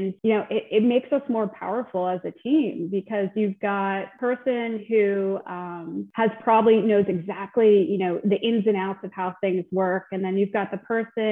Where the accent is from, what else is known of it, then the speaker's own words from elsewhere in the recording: New Jersey, United States; also born or lived in Delaware; I grew up in Central Jersey.